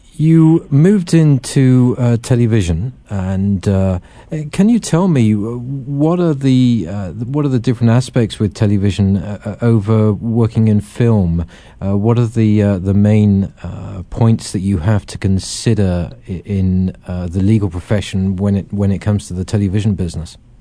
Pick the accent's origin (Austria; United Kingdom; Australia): United Kingdom; England; being this Englishman and growing up with them